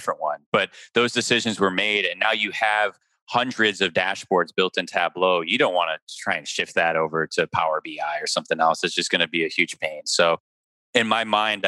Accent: Chicago, Illinois, United States; moved away as an adult; I was born and raised in Chicago

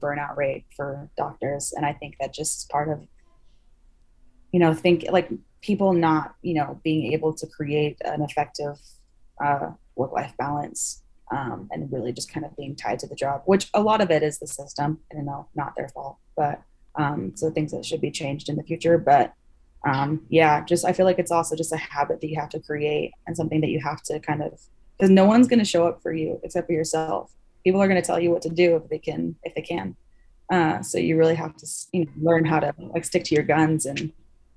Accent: Salt Lake City, Utah, United States; my hometown. They were in Salt Lake

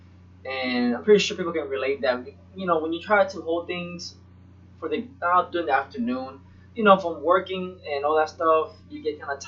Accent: Florida, United States; also born or lived in Puerto Rico; I'm from Puerto Rico, born there till about 8, and then from 8 to 18 was in Florida

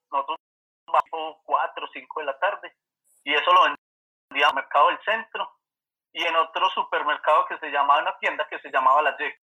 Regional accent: Manizales, Caldas, Colombia; born or raised there

